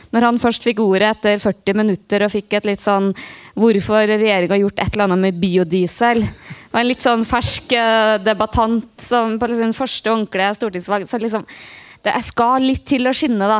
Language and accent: Norwegian; Namdalen, Trøndelag, Norway; moved away; jeg har vært veldig mye hjemme i Namdalen